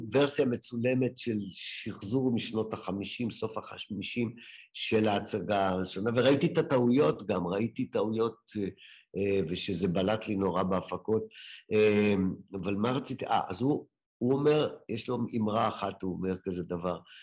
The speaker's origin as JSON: {"language": "Hebrew", "town": "Ramla", "region": "Central District", "country": "Israel", "tie": "born or raised there", "said": "הייתי בחוג דרמטי כנער ברמלה"}